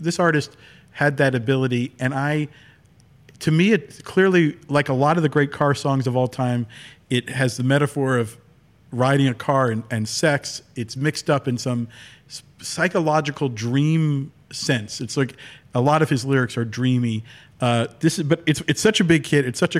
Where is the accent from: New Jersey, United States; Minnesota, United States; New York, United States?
New York, United States; And now I love Joe Namath and I grew up in New York.